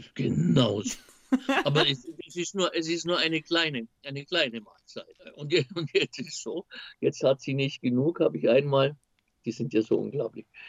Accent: Austria; als Österreicher

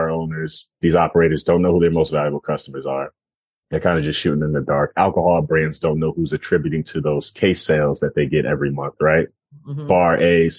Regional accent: Jamaica; also born or lived in Philadelphia; I'm Jamaican

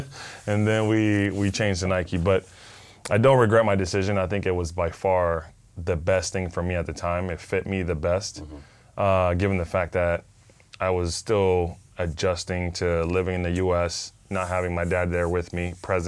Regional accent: Panama; first language Spanish; English is a second language; Well, many people don't know, but I'm originally from Panama, mm-hmm. born and raised. I speak two languages, Spanish being number one.

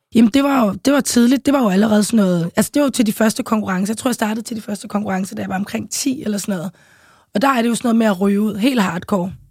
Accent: Copenhagen, Capital Region of Denmark, Denmark; also born or lived in St. Croix; jeg voksede op i København K, øh, nærmest lige på Kongens Nytorv

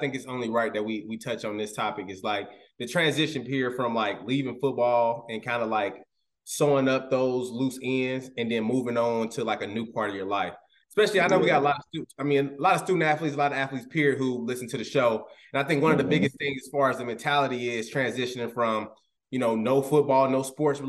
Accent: Indiana, United States; also born or lived in Alaska; I mean, I was born in Alaska, you know what I'm saying? But, you know, I spent my entire life, though, in Indiana, though.

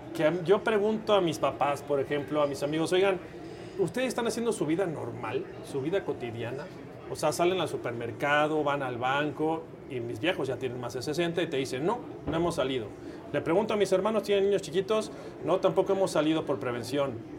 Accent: Mexico; como mexicano

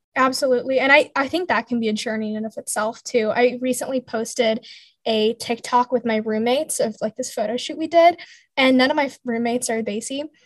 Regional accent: Bay Area, California, United States; I grew up in California, the Bay Area to be exact

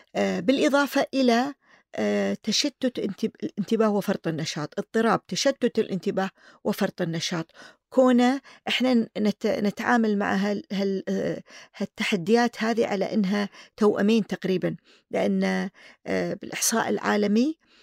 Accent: Kuwait

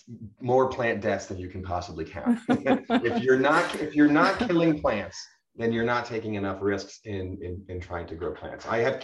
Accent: Northeast, United States; now in San Diego, United States; I'd never lived on the West Coast. I grew up in the Northeast and, you know, I really know the plants very, very well and much of the East Coast

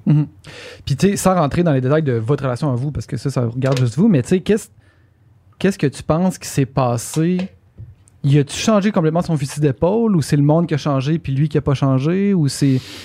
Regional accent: Quebec City, Quebec, Canada; je viens de Québec

